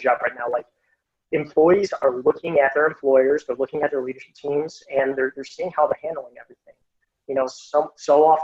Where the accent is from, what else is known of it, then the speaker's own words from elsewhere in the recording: Chicago, Illinois, United States; I'm from Chicago and actually grew up on the southwest side of the city